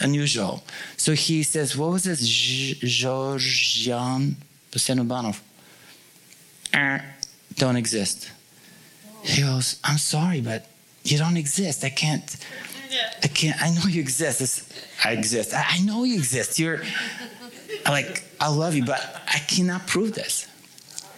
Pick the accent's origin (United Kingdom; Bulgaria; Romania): Bulgaria; now in United States; when I was in Bulgaria, I was part of communist